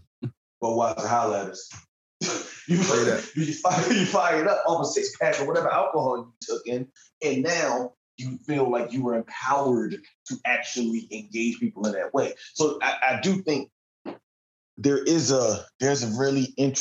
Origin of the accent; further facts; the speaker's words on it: Philadelphia, Pennsylvania, United States; being from the Delaware Valley area, I'm from Philadelphia